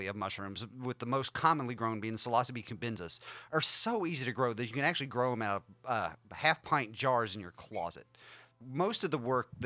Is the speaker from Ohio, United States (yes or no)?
no; West Virginia, United States; I was born and raised in West Virginia, so I'm a hillbilly by birth and raising